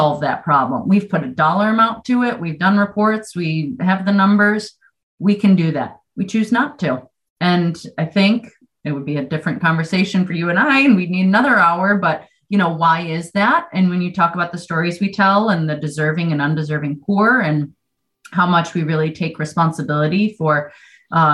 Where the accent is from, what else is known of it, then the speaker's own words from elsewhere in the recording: Western New York, United States; moved away as an adult; now in Vermont, United States; if you can't tell by a slight accent, that I'm not from Vermont. And so I've only been here about 20 years. And being from New York, Western New York